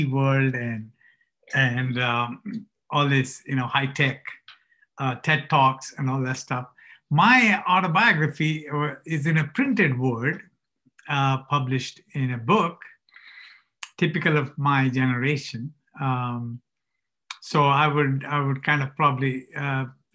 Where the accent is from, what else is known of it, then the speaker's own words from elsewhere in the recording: India; moved away as an adult; now in United States; my story of growing up in India